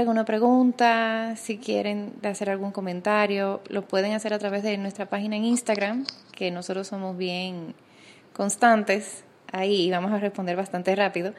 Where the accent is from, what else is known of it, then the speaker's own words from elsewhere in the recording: Dominican Republic; now in Panama; soy dominicana y cuando me mudé a Panamá